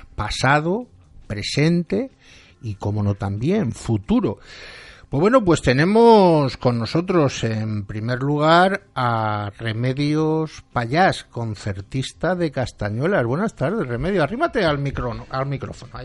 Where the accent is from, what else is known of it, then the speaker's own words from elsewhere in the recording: Valencian Community, Spain; nuestras tradiciones, todo aquello que contribuye a que seamos como somos hoy los valencianos